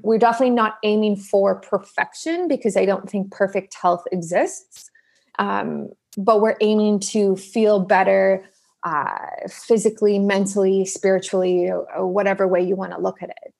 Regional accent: Toronto, Ontario, Canada; moved away as an adult; also born or lived in South Africa; now in Vancouver, Canada; we immigrated to the east coast of Canada. So, well, like southeast, so Toronto

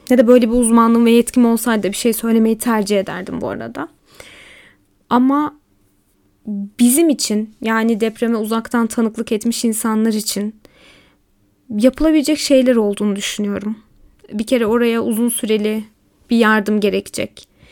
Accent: Elazığ, Elazığ Province, Turkey; also born or lived in Malatya; Memleketlerim diyorum çünkü aslında Malatyalıyım ama Elazığ'da geçti hayatımın çoğu.

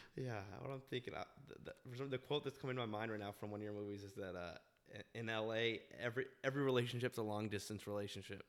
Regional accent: Park City, Utah, United States; moved away; I grew up in Park City, Utah

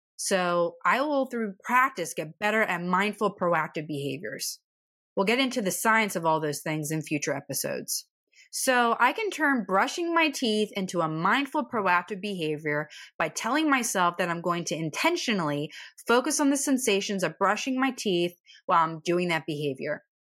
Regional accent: East Coast, United States; I'm from the East Coast, so we tend to be a little sarcastic.

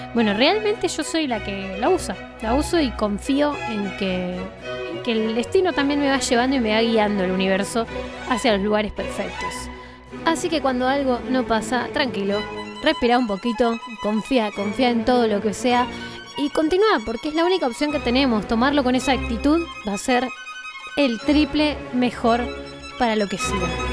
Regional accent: Bariloche, Río Negro, Argentina; soy de Bariloche.

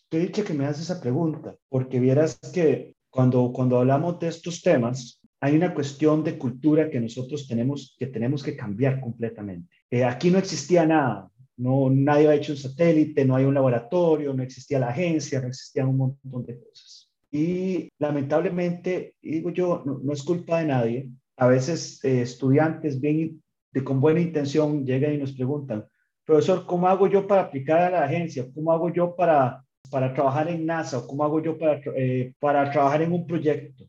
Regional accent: Costa Rica; para nosotros como costarricenses

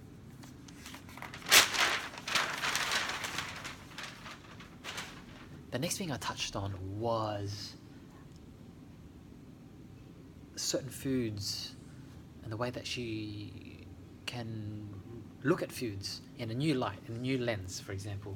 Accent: Australia; when I grew up in Australia, my mum lived in a house in Helston Park

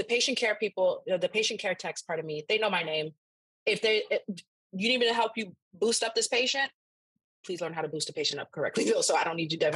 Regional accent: Naples, Florida, United States; also born or lived in Antigua and Barbuda; I am a first generation Haitian-American. I was born in Naples, Florida

